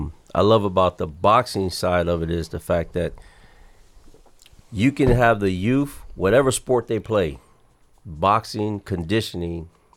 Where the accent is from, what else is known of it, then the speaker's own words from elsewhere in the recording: Chicago, Illinois, United States; now in Oxnard, United States; No, originally I'm born and raised in Chicago.